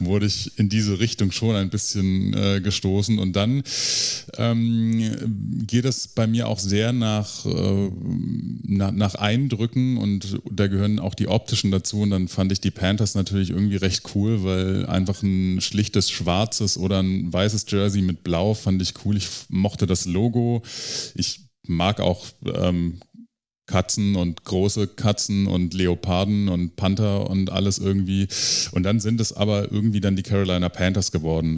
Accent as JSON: {"language": "German", "town": "Stuttgart", "region": "Baden-Württemberg", "country": "Germany", "said": "ich bin aus Stuttgart"}